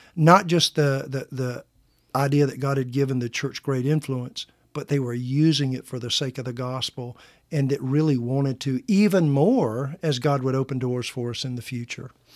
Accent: Midwest, United States; accent: a little twang; moved away as an adult; now in Oklahoma, United States; where I was from, we called it the Midwest

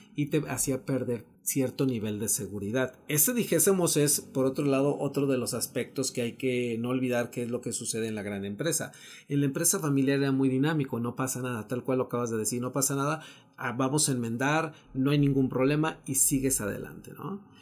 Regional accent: Mexico; hemos avanzado como mexicanos

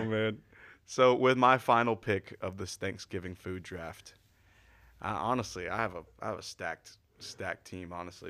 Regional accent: the South, United States; we're from the South

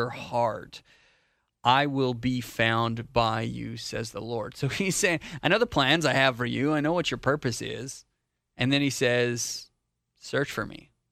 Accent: Canada; moved away as an adult; now in North Carolina, United States; I'm Canadian. I'm not from here. I'm not from America

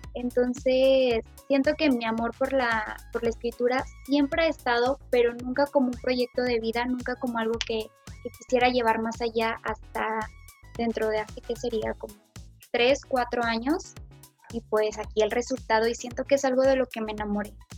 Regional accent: Fresnillo, Zacatecas, Mexico; soy de Fresnillo, Zacatecas

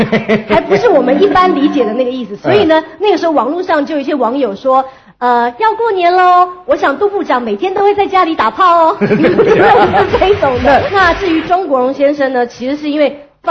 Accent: Taiwan; 那我既然来自这个台湾代表，我真的忍不住。

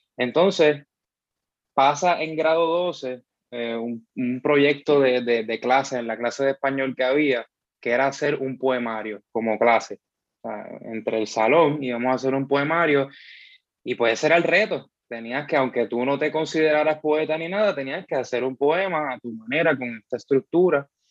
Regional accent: Bayamón, Puerto Rico; soy de Bayamón

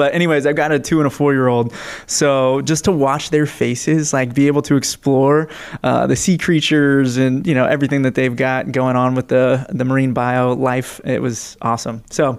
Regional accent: Northern California, United States; I'm from Northern California

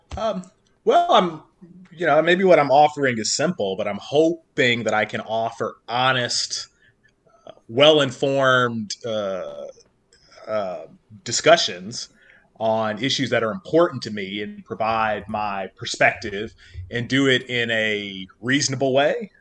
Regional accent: Kentucky, United States; now in Northern Virginia, United States; growing up in Kentucky

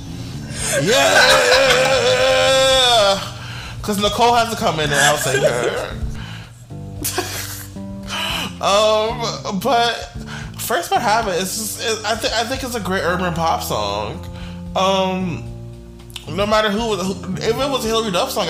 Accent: the South, United States; as a Southerner, as one who's not a Yankee

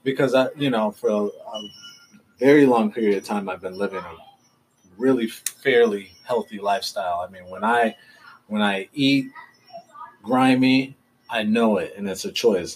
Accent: Seattle, Washington, United States; now in Southern California, United States; I'm from Seattle, but it's been so long

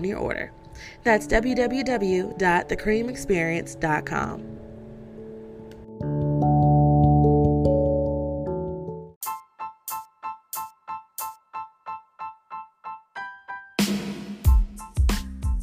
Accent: Detroit, Michigan, United States; my hometown of Detroit. I am a Detroiter through and through

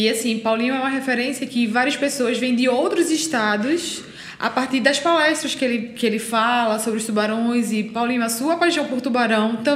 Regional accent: São Paulo, Brazil; now in Recife, Brazil; Ninguém acreditou em mim quando eu vim de São Paulo para Recife, né? Porque eu era de São Paulo

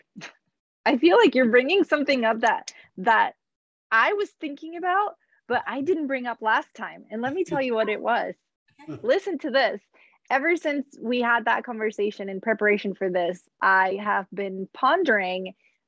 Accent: Puerto Rico; moved away as an adult; now in United States; I grew up in Puerto Rico, didn't move to the States until I was 27

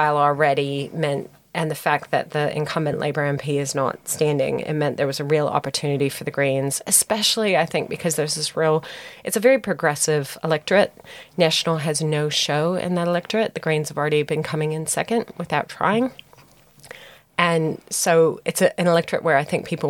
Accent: Southern California, United States; born or raised there; moved away as an adult; also born or lived in Minnesota, United States; now in New Zealand

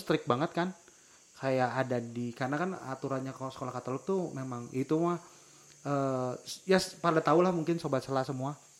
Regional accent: Tasikmalaya, West Java, Indonesia; accent: Sundanese; saya lahir di Tasik Malaya

